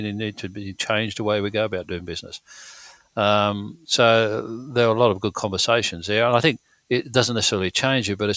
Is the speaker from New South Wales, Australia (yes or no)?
yes; Wollongong, New South Wales, Australia; we grew up in the Illawarra, Wollongong way